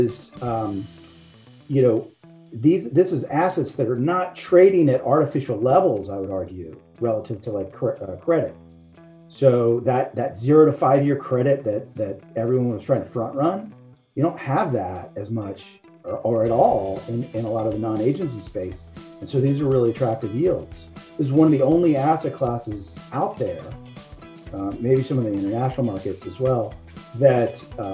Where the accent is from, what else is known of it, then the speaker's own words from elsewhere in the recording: Shreveport, Louisiana, United States; accent: not a strong Louisiana accent; moved away; I am originally from Louisiana. So my firm Caddo is Caddo Parish, where I grew up.